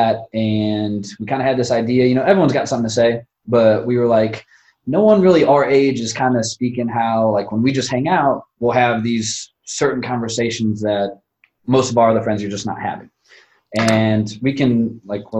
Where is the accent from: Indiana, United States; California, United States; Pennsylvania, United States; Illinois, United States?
Indiana, United States; Northwest; I'm from the region, Cherville